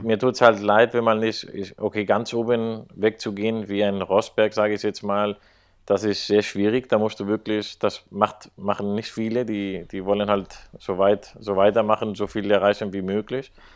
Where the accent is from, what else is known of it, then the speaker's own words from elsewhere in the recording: Spain; als Spanier